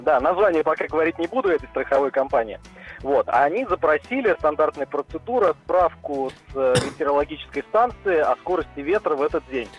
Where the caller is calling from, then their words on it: Saransk, Mordovia, Russia; Я звоню из Республики Мордовия, город Саранск